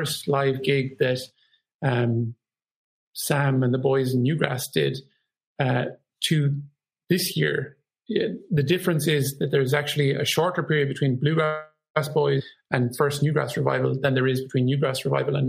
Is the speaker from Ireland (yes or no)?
yes; Ireland; I'm proud to be Irish